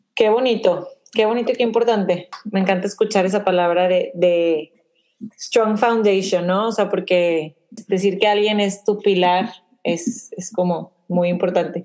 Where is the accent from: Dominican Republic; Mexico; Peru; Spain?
Mexico; now in The Woodlands, United States; somos de México, pero vivimos en, Woodlands.